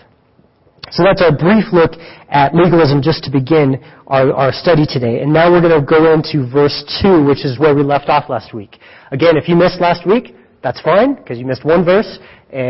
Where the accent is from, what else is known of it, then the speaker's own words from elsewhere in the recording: Greeley, Colorado, United States; I'm from Greeley